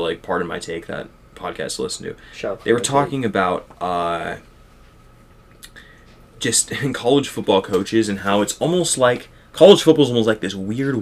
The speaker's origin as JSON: {"language": "English", "town": "Fortuna", "region": "California", "country": "United States", "tie": "born or raised there", "said": "that's bigger than my hometown, though. Fortuna, California is like 13,000"}